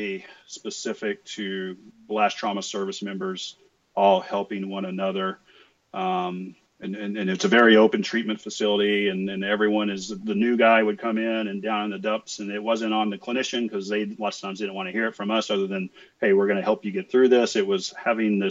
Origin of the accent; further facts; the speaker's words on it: West Texas, United States; I grew up in West Texas, son of a mechanic